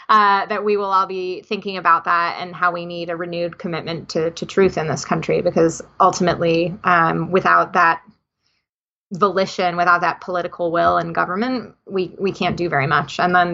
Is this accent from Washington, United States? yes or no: no; New Jersey, United States; accent: New Jersey; also born or lived in Russia; that just makes me sound like I'm from New Jersey, which I am.